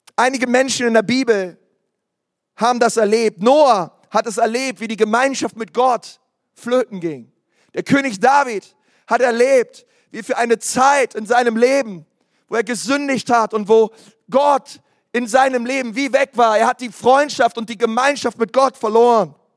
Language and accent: German; Berlin, Germany; ich komme aus Berlin